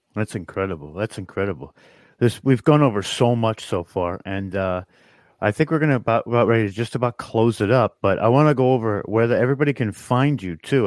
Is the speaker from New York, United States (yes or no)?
yes; New York, United States; we're from New York